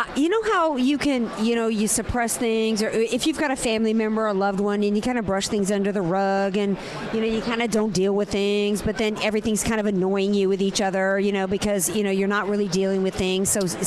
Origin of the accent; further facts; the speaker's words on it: New Orleans, Louisiana, United States; I'm from New Orleans, so I'm Saints number one